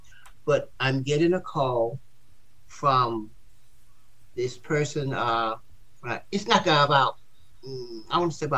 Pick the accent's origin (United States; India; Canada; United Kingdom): United States; the South; And I'm from the South. And I'm, you know, being from the South, when somebody would go to lunch, I'm supposed to take care of it.